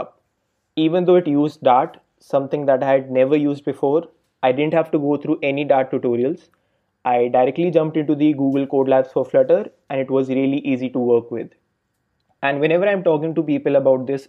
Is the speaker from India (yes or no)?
yes; India; now in Berlin, Germany; I'm currently working as a software engineer at Delivery Hero in Berlin, and I'm originally from India